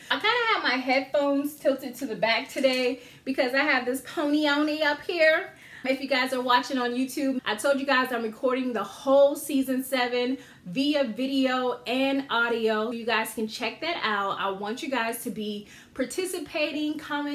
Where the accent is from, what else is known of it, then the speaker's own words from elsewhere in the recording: Georgetown, South Carolina, United States; moved away; I'm from a town called Georgetown, South Carolina, where they have the International Paper Mill. I grew up on a street right down from the paper mill.